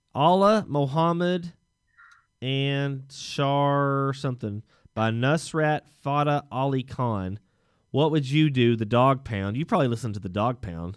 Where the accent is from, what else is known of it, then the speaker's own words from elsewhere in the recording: Texas, United States; as a Texan